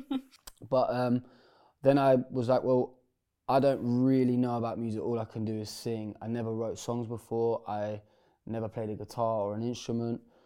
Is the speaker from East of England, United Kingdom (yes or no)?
yes; Bedford, East of England, United Kingdom; my hometown in Bedford.